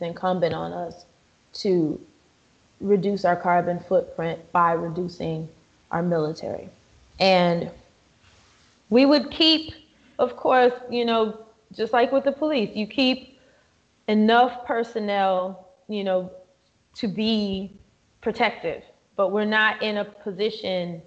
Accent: Wisconsin, United States; My home state of Wisconsin

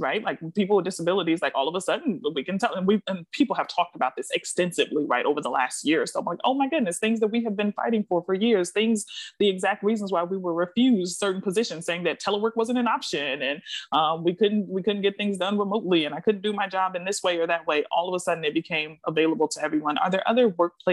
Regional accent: Milwaukee, Wisconsin, United States; now in Washington, D.C., United States; where I'm from, my hometown of Milwaukee, Wisconsin

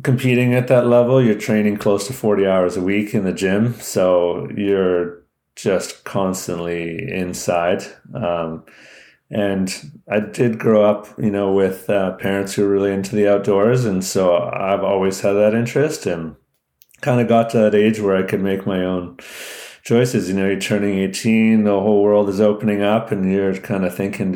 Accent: Delta, British Columbia, Canada; I grew up in North Delta, which is kind of a small town on the edge of Vancouver in British Columbia.

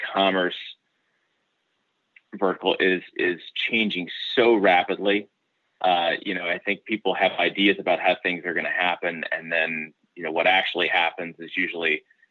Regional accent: Kansas City, Missouri, United States; I'm from Kansas City, Missouri, where, you know, you can get across town in 15 minutes

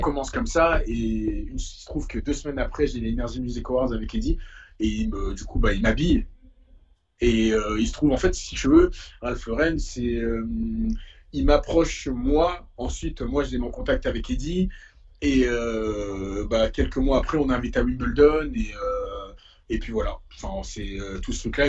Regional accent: Paris, Île-de-France, France; also born or lived in Essonne; j'ai fait tout le collège dans le 91, mais j'ai grandi à Paris, entre ici et et le 15e

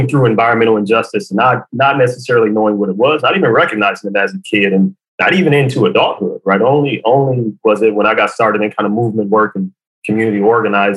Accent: Detroit, Michigan, United States; from Detroit, right? Born and raised on the playground is where I spent most of my days

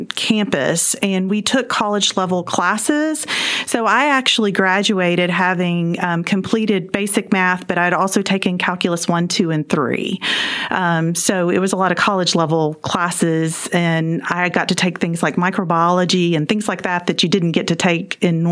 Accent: Clinton, Mississippi, United States; also born or lived in Columbus, Mississippi; now in Mansfield, Texas, United States; I grew up in Clinton, Mississippi, which is a little suburb outside of Jackson, Mississippi.

